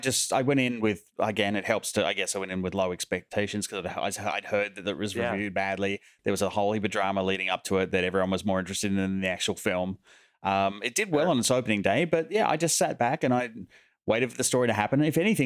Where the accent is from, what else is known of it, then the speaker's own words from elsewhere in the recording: Australia; accent: Aussie; my Aussie accent